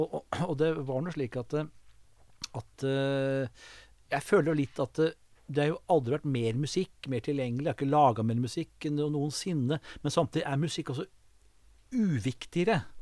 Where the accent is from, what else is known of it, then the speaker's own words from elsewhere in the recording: Kongsvinger, Innlandet, Norway; moved away; Jeg kom jo fra Kongsvinger